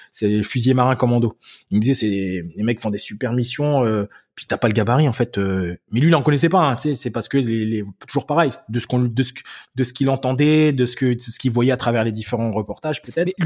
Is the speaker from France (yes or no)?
no; Germany; j'habitais en Allemagne et j'étais, euh, j'ai grandi en Allemagne et la, la, ville française où j'étais la plus proche, c'était Forbach, Metz, tout ça.